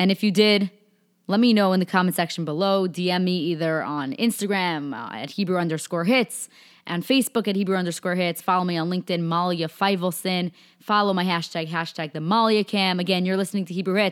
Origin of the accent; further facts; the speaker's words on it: New York, United States; I'm from New York